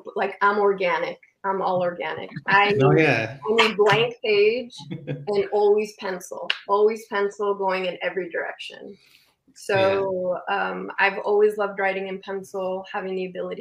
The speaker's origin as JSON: {"language": "English", "town": "Calexico", "region": "California", "country": "United States", "tie": "born or raised there", "also_born_or_lived": "San Diego", "said": "I moved out of my hometown, which is Calexico, and I moved up to San Diego"}